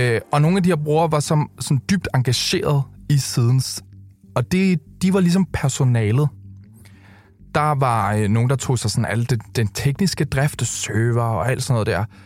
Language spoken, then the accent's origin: Danish; Køge, Zealand, Denmark; da jeg boede hjemme i Køge